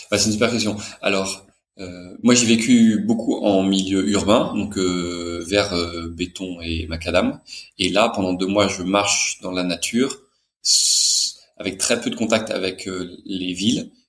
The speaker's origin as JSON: {"language": "French", "town": "Brest", "region": "Brittany", "country": "France", "tie": "born there", "also_born_or_lived": "Brussels / Paris", "said": "je suis né en France, à Brest, mais j'ai vécu que quelques mois là-bas. J'ai pas mal déménagé, plutôt dans des villes françaises, et, j'ai vécu en, à Bruxelles. J'ai fait des études d'ingénieur à Paris."}